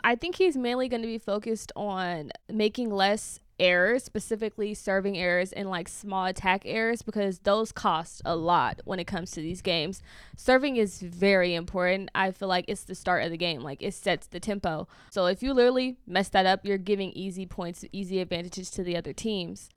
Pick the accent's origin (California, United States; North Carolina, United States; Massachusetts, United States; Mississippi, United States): California, United States; Bay Area; I'm from the Bay Area